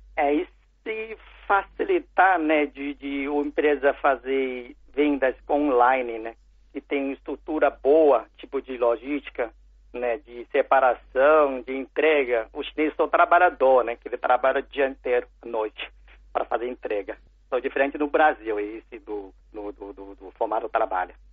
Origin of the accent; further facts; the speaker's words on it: China; Portuguese is a second language; moved away; also born or lived in São Paulo, Brazil; eu nasci na China